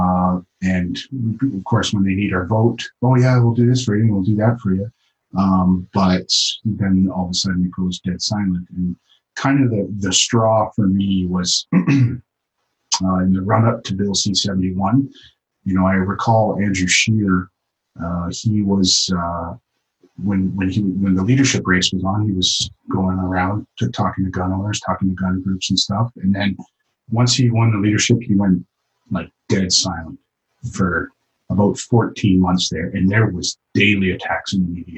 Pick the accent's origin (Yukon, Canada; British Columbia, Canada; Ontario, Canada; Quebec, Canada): Yukon, Canada; I was born and raised in the Yukon, spent the majority of my life up here